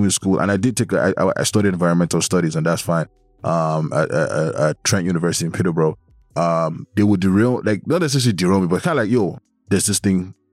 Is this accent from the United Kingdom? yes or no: no; Nigeria; moved away; Back home in Nigeria, because I'm from Nigeria